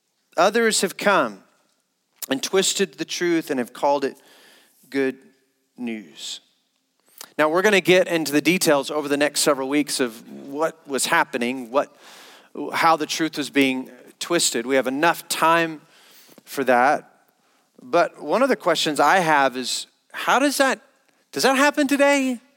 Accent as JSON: {"language": "English", "region": "the South", "country": "United States", "tie": "born or raised there", "said": "Growing up in Christendom, I grew up as a missionary around families that loved Jesus, but growing up in churches in the South"}